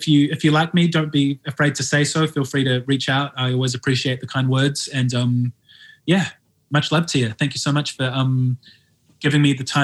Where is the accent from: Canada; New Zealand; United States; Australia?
New Zealand; moved away as an adult; now in London, United Kingdom; I live in London and I'm from New Zealand